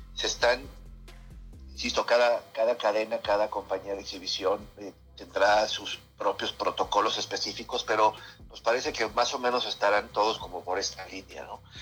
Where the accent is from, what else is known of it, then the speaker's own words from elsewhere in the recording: Mexico; nosotros como mexicano